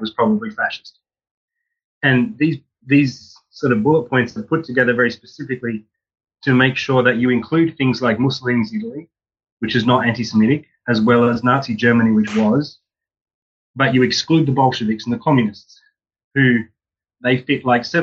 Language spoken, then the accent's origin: English; Australia; I grew up in Australia and went to the University of Sydney